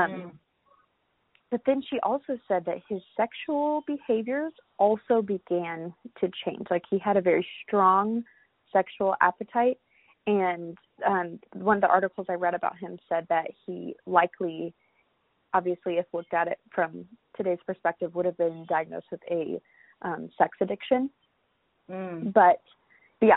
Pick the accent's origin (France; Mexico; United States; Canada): United States; Florida; growing up in Florida